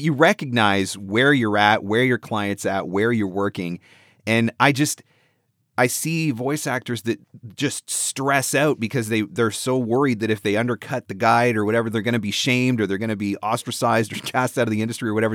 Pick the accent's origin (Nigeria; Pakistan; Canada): Canada; I'm from Canada